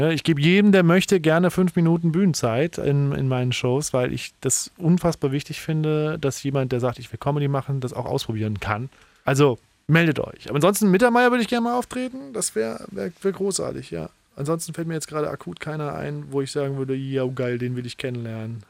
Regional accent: Saarbrücken, Saarland, Germany; also born or lived in Berlin; now in Heidelberg, Germany; so ein Rockclub in Saarbrücken, wo ich herkomme

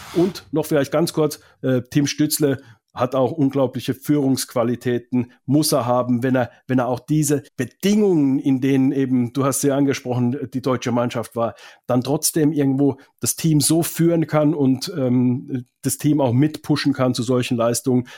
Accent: Finland; now in Germany; Ich komme ja aus Finnland

